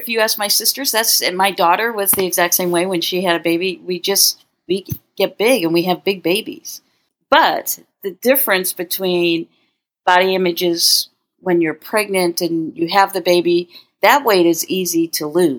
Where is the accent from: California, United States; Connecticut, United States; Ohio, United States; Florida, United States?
Connecticut, United States; In Connecticut.